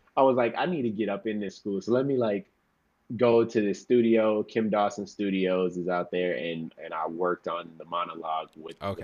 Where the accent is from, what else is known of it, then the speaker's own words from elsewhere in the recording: Houston, Dallas, Texas, United States; moved away as an adult; now in Los Angeles, United States; I was born in Houston, and uh, I lived there till I was nine, and then uh, we, me and my mother and my sister moved to to Dallas, Texas, where you know I finished off school